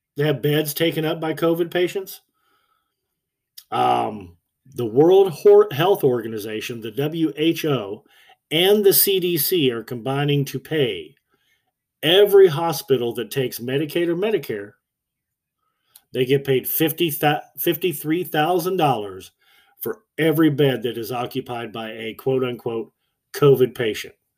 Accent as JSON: {"language": "English", "country": "United States", "said": "I'm an American"}